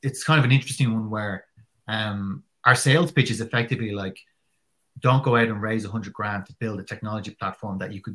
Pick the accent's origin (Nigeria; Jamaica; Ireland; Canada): Ireland; as an Irish person who probably doesn't really come from that kind of culture